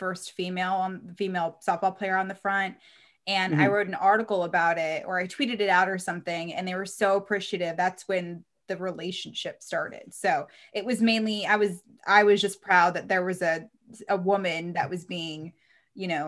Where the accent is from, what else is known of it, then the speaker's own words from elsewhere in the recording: Reno, Nevada, United States; I was a big Diamondbacks fan because I'm from Reno